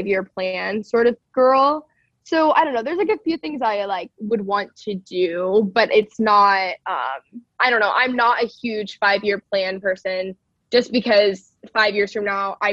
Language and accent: English; Texas, United States; I grew up in Texas around a lot of like cultural Christianity